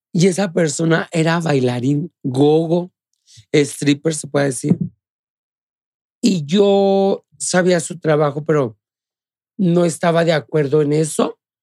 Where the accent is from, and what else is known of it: Guanajuato, Mexico; born or raised there